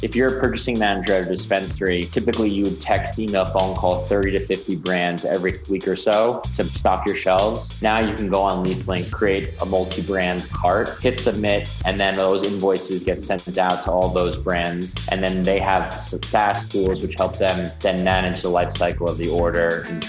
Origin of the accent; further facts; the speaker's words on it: New York City, New York, United States; Grew up in an apartment on the 23rd floor. The only outside space was like the terraces. I didn't actually know anyone that didn't grow up in the city until college.